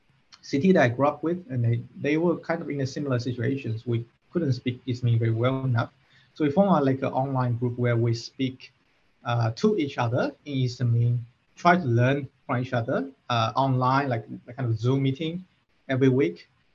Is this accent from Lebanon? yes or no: no; Fuzhou, Fujian, China; moved away as an adult; also born or lived in Shanghai; I grew up in the Fujian province, where the organization is based.